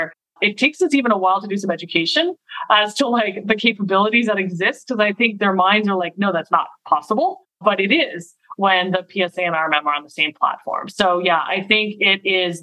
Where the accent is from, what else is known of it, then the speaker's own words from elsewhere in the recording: Montreal, Quebec, Canada; also born or lived in Boston area; now in Boston, United States; So I was born in Montreal. So I'm Canadian. I live in the Boston area now and have for about 20 years